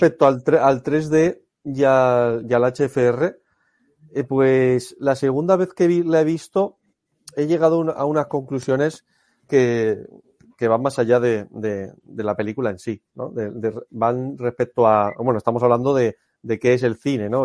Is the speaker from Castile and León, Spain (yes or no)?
no; Alicante, Valencian Community, Spain; Yo soy de Alicante.